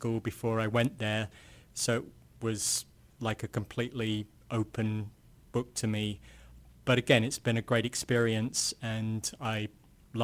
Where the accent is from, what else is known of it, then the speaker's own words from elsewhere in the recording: England, United Kingdom; moved away as an adult; also born or lived in Canterbury, England / Illinois, United States; now in Kansas, United States; I'm from England originally, and I came to the States to do graduate work in the 1980s